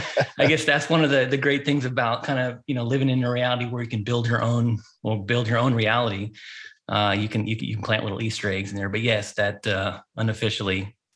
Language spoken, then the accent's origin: English; Japan; moved away as an adult; also born or lived in United States; continental United States when I was like 5 years old. Didn't come back until I was 20, in my 20s. So I grew up overseas in Japan.